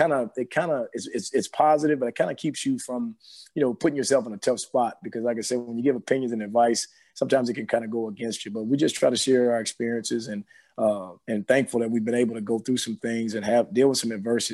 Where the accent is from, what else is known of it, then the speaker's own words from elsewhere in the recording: Bossier City, Louisiana, United States; moved away as an adult; also born or lived in Houston, Texas; grew up in Bossier City, Louisiana, so it's the real country, if you will